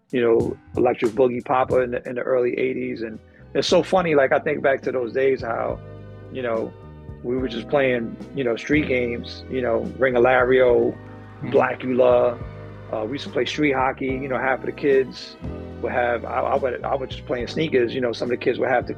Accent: New York, United States; I am born and raised in New York. Very proud of that. My parents are from Puerto Rico.

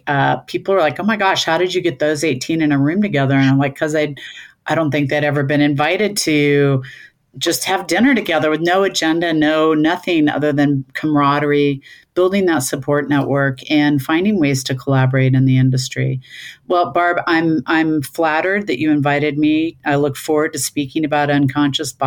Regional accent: Kansas City, Missouri, United States; moved away as an adult; I'm back living part-time in Kansas City, my hometown where I grew up after 40 years

